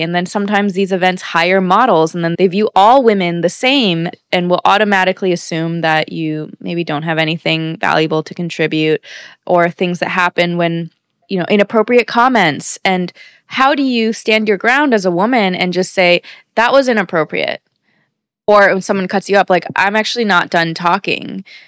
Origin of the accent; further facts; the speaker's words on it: United States; born and raised in America